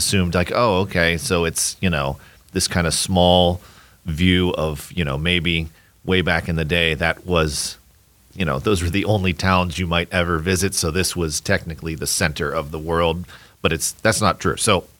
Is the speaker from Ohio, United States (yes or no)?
yes; Braceville, Ohio, United States; I grew up in Braceville